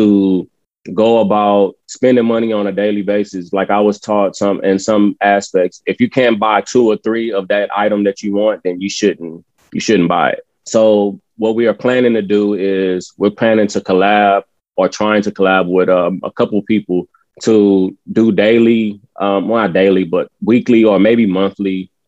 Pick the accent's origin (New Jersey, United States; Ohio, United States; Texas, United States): Texas, United States; San Antonio; We are all from the East Side of San Antonio